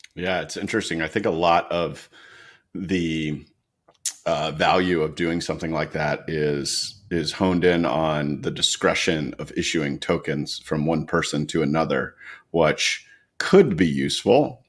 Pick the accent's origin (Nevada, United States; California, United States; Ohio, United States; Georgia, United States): Georgia, United States; Atlanta; I grew up in Atlanta